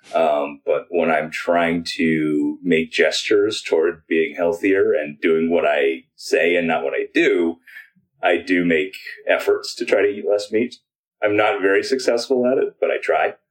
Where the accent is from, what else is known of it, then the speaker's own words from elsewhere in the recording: United States; I'm Chinese American